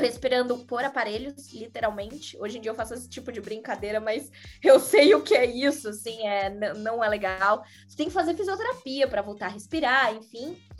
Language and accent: Portuguese; Florianópolis, Santa Catarina, Brazil; accent: manezinho da ilha; moved away as an adult; also born or lived in São Paulo